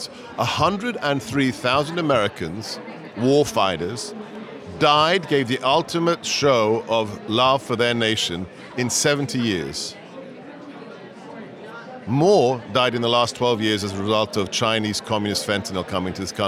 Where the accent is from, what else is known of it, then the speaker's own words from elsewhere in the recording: England, United Kingdom; moved away as an adult; also born or lived in Hungary; now in United States; I was born and raised in England. Moved to post-communist Hungary after the fall of the Berlin Wall, lived there for 15 years